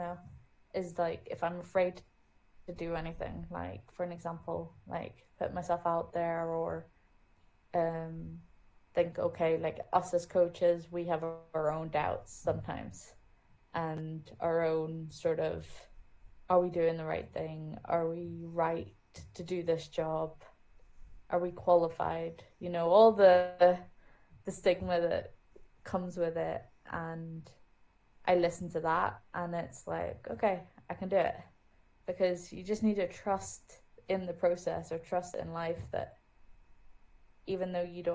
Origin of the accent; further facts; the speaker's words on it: Germany; moved away; I grew up in Germany